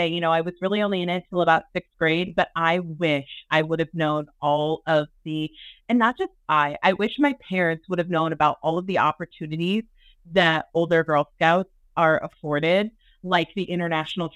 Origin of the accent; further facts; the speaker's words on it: Southeast Iowa, United States; moved away as an adult; also born or lived in Arizona; I am from Iowa, grew up in Southeast Iowa